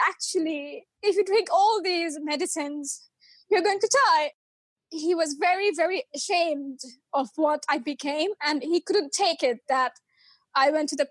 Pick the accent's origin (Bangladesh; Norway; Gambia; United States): Bangladesh; moved away as an adult; now in United Kingdom; I was born in Bangladesh and then I came to the UK basically for my master's studies